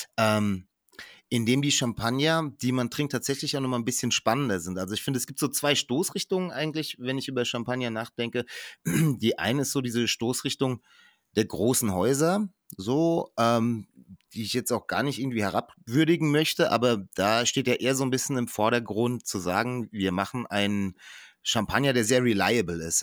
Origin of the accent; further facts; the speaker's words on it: Germany; als, als Deutscher, vor allem bei uns in Deutschland